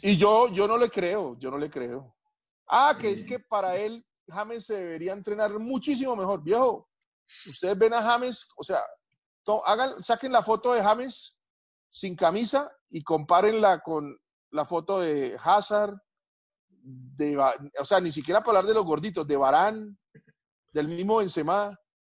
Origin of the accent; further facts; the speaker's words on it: Colombia; yo soy colombiano